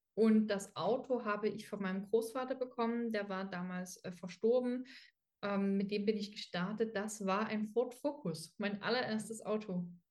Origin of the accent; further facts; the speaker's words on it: Dresden, Saxony, Germany; ich komme aus Dresden